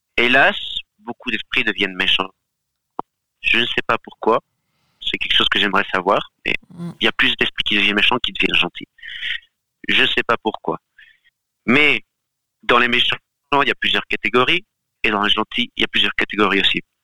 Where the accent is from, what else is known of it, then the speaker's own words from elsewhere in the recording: Galicia, Spain; moved away; je viens aussi d'une partie d'Espagne, euh, j'ai vécu dans une partie d'Espagne qui s'appelle Terre de Meigas